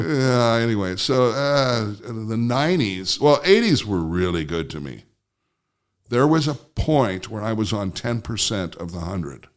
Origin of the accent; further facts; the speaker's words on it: Southwest Iowa, United States; I'm from Southwest Iowa